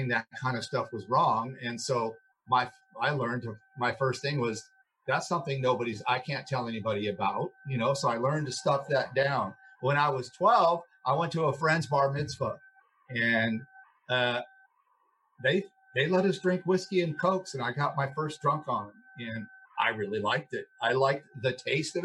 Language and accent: English; Los Angeles, California, United States; I grew up here in Los Angeles. I actually grew up in a motel over on La Cienega Boulevard